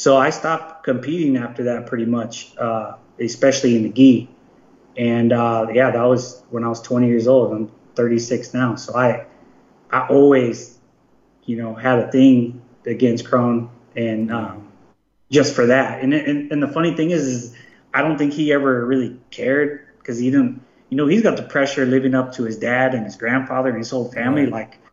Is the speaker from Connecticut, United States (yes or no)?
no; Palm Springs, California, United States; I'm from Palm Springs.